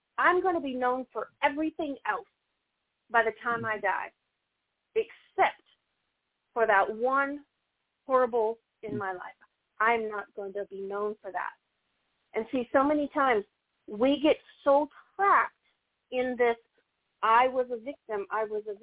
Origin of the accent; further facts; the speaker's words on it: the South, United States; also born or lived in Missouri; I'm from the South